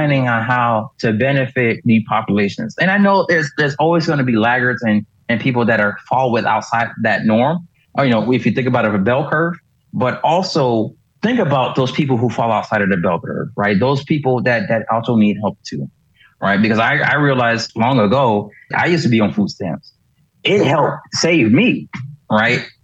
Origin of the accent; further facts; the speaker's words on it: Miami, Florida, United States; I grew up in Miami